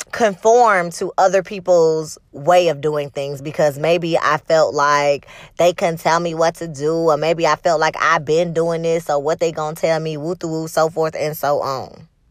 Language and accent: English; the South, United States; I grew up in the South